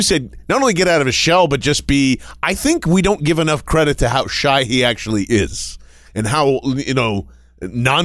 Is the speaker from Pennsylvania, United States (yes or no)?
yes; Philadelphia, Pennsylvania, United States; also born or lived in Iowa; We moved to Philadelphia when I was in grade school